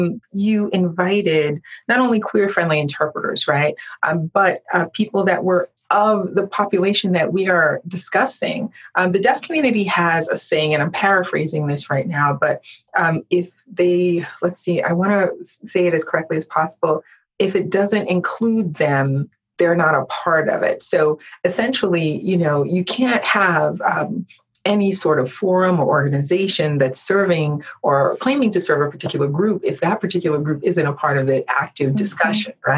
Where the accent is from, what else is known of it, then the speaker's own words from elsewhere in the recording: United States; I was born here in America